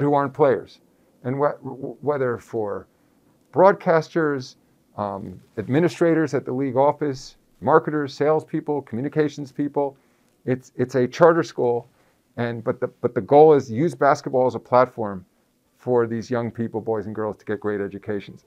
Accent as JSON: {"language": "English", "region": "New York area", "country": "United States", "tie": "born or raised there", "said": "growing up in the New York area at the time"}